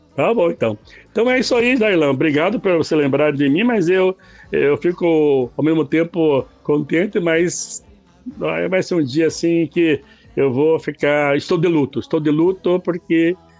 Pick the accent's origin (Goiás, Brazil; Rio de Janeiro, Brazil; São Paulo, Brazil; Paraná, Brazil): Paraná, Brazil; Castro; moved away as an adult; now in Ponta Grossa, Brazil; na primeira vez eu morava em Castro, a cidade vizinha aí, minha terra natal